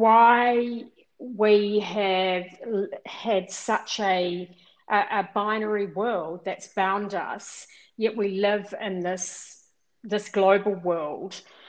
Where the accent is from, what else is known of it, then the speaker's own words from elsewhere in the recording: South Island, New Zealand; I grew up mainly in the South Island, and I was one of six girls.